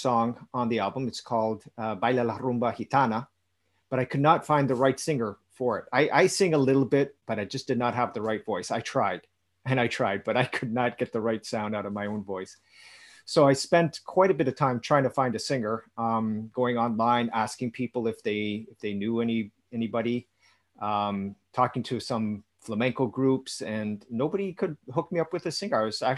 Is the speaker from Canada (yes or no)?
yes; Canada; also born or lived in Dominican Republic; I was born in Canada